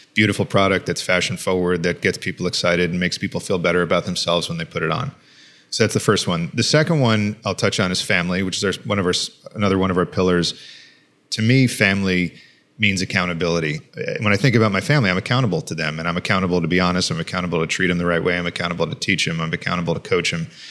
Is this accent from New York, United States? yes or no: yes; Long Island, New York, United States; I grew up on Long Island, New York